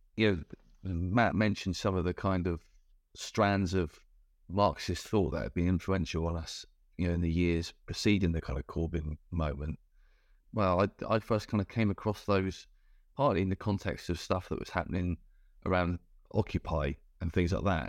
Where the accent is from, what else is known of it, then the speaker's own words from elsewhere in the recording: Cornwall, South West England, United Kingdom; I grew up in Cornwall